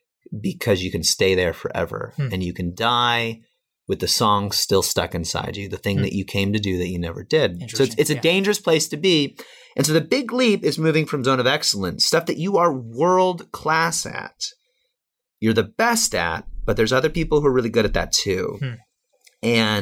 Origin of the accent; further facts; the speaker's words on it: Midwest, United States; I came from Midwestern, middle class, make, $20,000, $30,000, $40,000 a year.